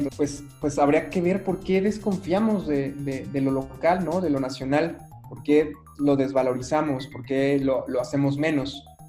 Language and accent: Spanish; Mexico; sí soy mexicano, más, más mexicano que el chile habanero